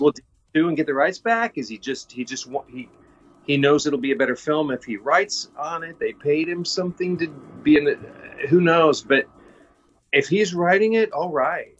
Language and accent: English; Kansas, United States; I grew up in Kansas.